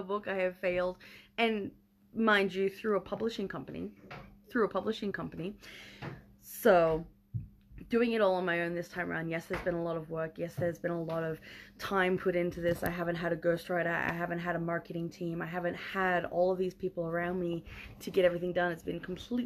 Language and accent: English; Australia; I'm an Aussie